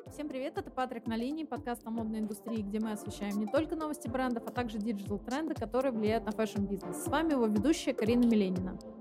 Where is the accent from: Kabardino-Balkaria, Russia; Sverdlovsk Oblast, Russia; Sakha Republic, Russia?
Kabardino-Balkaria, Russia; Nalchik; moved away; Я из э, города Нальчик, Кабардино-Балкария